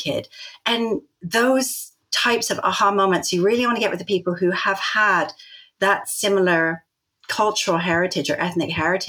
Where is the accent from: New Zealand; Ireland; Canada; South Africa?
Canada; Vancouver, British Columbia; moved away as an adult; now in England; I grew up in Vancouver